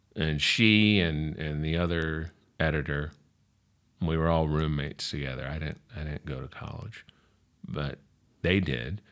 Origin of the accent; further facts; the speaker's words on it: New Orleans, Louisiana, United States; also born or lived in California; now in Joshua Tree, United States; I'm from New Orleans. That's where I was born and raised